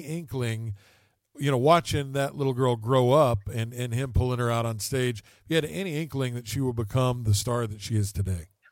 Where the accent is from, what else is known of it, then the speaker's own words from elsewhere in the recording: West Virginia, United States; moved away; my hometown back in West Virginia